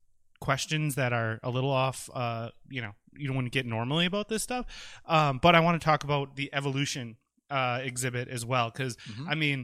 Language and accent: English; De Pere, Wisconsin, United States; I grew up in De Pere, so this is, super cool for me, as everyone knows. De Pere, not West De Pere.